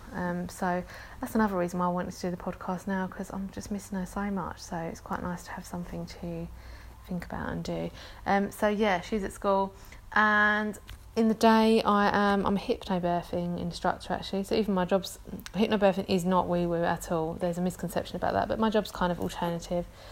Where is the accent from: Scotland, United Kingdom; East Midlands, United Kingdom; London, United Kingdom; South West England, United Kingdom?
London, United Kingdom; accent: London; I'm from London. You can probably tell that from my accent.